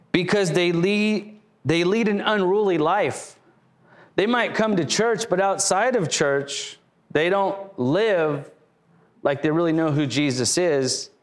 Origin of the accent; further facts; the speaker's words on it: Lakewood, California, United States; moved away as an adult; now in Riverside, United States; I grew up in Lakewood